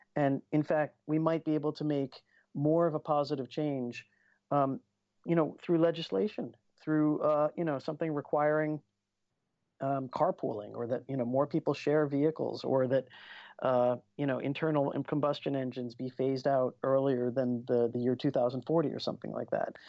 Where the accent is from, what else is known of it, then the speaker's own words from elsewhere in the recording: United States; I grew up in the States